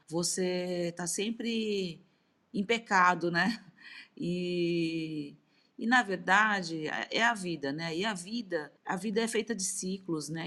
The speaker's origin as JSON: {"language": "Portuguese", "country": "Brazil", "said": "Sou brasileira, descendente nipônica"}